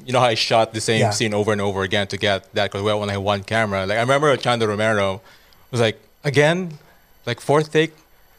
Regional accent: Bohol, Central Visayas, Philippines; English is a second language; also born or lived in Cebu; now in Los Angeles, United States; I'm from Bohol

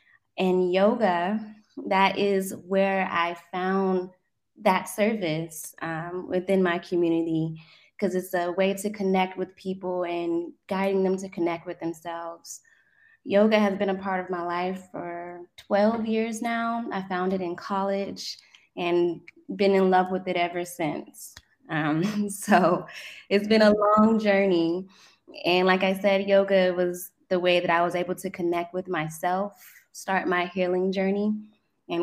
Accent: South Korea; Honestly, I was raised in Korea, and I'm a military child.

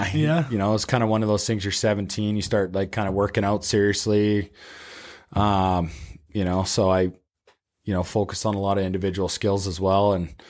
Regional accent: Canada; just being a Canadian guy and you know, having the outdoor rinks, growing up in the outdoor rinks

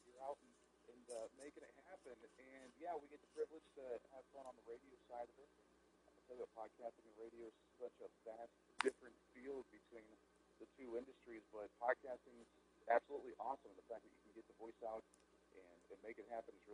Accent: Ohio, United States; growing up in Ohio, I was a Cleveland Indians fan

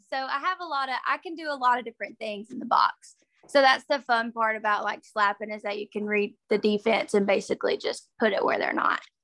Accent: Sand Rock, Alabama, United States; moved away as an adult; also born or lived in Mississippi State University, Mississippi; now in Mississippi, United States; I'm from Sandrock, Alabama, and it's a really, really little town in uh, Northeast Alabama

